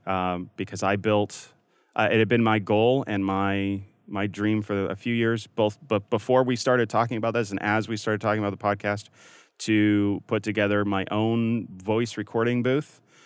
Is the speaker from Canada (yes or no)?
yes; Canada; now in United States; growing up in Canada